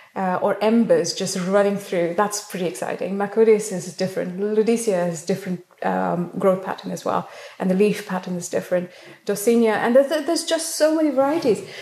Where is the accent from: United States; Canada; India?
India; South India; now in United Kingdom; I grew up in South India